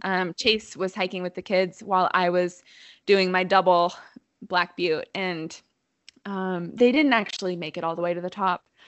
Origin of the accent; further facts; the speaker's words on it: Bend, Oregon, United States; I grew up in Bend, so I've seen it grow a lot